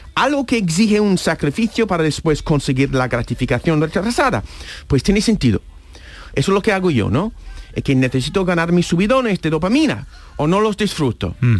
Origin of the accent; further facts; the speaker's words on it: United States; Spanish is a second language; now in Spain; yo soy de Estados Unidos